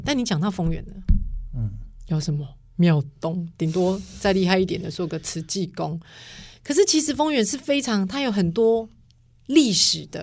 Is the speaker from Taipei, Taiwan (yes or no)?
no; Taichung, Taiwan; 然后我爸爸是神冈人。我小时候是读神冈的丰州国小，其实他就离丰原很近就很近